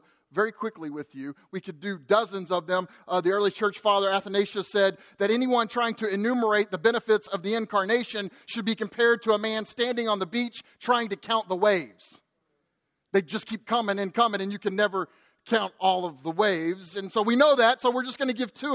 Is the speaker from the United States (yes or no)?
yes; United States; us as American Christians